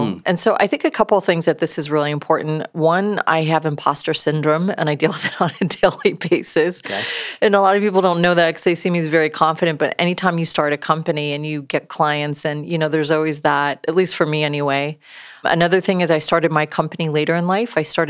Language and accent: English; upstate New York, United States; moved away; I grew up in New York, upstate New York, very blue collar, right?